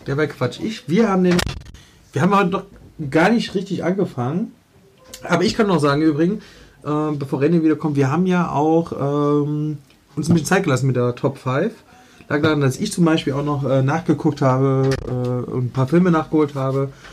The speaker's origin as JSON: {"language": "German", "town": "Leipzig", "region": "Saxony", "country": "Germany", "tie": "born or raised there", "said": "ich bin in Leipzig-Reutnitz aufgewachsen"}